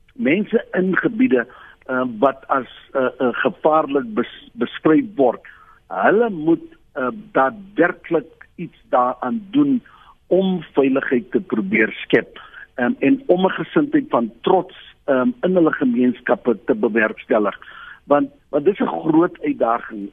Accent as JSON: {"language": "Afrikaans", "country": "South Africa", "said": "as Suid-Afrikaner"}